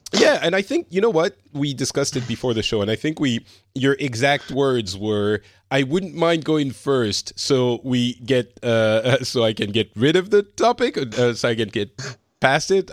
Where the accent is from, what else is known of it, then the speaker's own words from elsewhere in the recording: France; I'm from France. I currently am in Finland